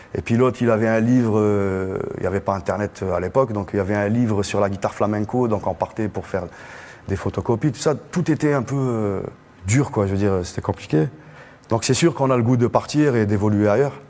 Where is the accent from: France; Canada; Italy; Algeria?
Algeria; Algiers, Algiers Province; moved away; also born or lived in Blida; j'ai grandi euh, à Alger et à 50 km d'Alger aussi, donc euh, vers Blida et tout ça